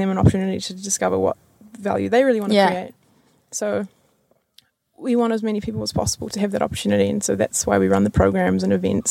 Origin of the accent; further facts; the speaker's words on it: Kerikeri, Northland, New Zealand; moved away as an adult; now in Auckland, New Zealand; I'm originally from Kirikiri, which is 3 hours north